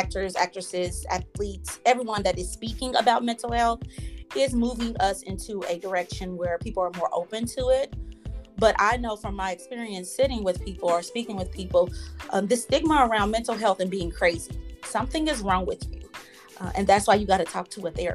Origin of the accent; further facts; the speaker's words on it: Kansas City, United States; I am from Kansas City, born and raised here